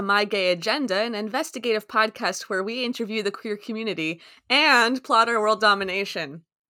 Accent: California, United States; And that's because I'm from California.

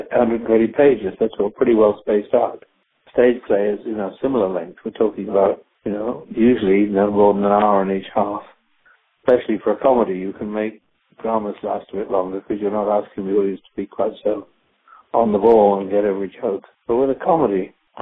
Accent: United Kingdom; now in United States; I come from Britain, where the National Health Service is in a state of collapse

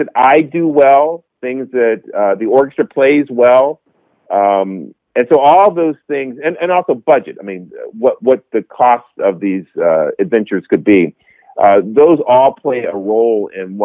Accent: Greensboro, North Carolina, United States; I grew up in Greensboro, North Carolina.

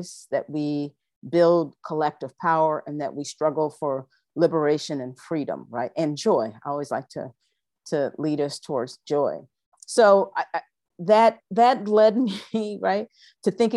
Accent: Toledo, Ohio, United States; I am from Toledo, Ohio.

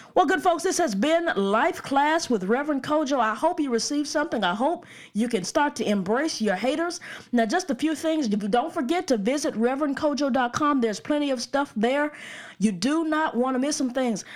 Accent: Birmingham, Alabama, United States; I'm from the suburbs of Birmingham, so I can't vote, uh, in Birmingham, but I'm from the suburbs

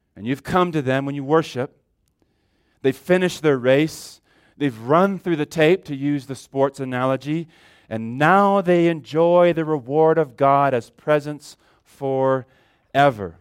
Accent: California, United States; moved away; I grew up in California

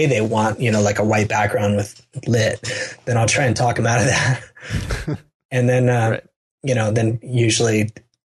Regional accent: United States; I'm an American

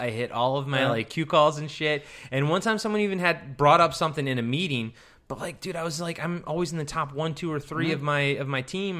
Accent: Baltimore, Maryland, United States; I'm from Baltimore.

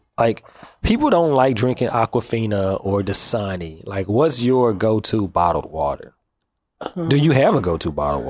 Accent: Memphis, Tennessee, United States; Like I said, like you said earlier, I'm from Memphis.

